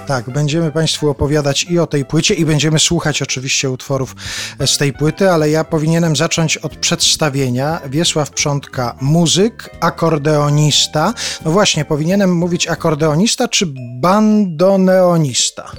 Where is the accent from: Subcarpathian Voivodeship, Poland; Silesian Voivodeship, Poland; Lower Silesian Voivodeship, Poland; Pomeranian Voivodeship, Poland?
Subcarpathian Voivodeship, Poland; accent: Subcarpathian; ja w tym języku mam taki podkarpacki akcent